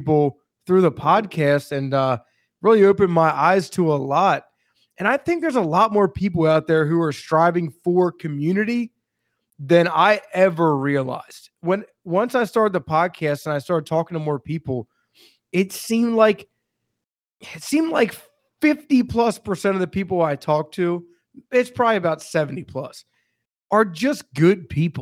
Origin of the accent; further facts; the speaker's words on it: Maryland, United States; I'm from Maryland